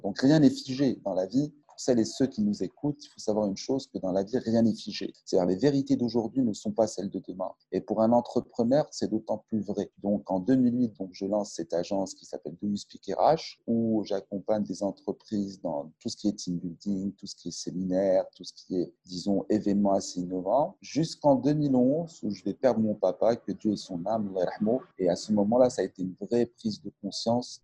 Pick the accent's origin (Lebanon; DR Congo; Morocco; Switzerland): Morocco; Casablanca, Casablanca-Settat; also born or lived in Montpellier, France; Je suis natif de Casablanca